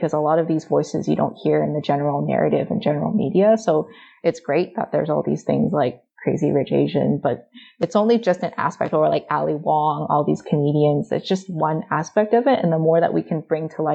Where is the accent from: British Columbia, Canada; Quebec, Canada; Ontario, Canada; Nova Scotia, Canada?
British Columbia, Canada; Vancouver; I was lucky growing up in Vancouver that I've never really experienced overt racism